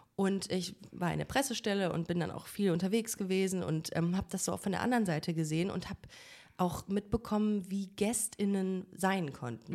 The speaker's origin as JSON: {"language": "German", "town": "Düsseldorf", "region": "North Rhine-Westphalia", "country": "Germany", "moved": "yes", "lives_now": "Cologne, Germany", "said": "als Kölnerin, als eigentlich als Düsseldorferin"}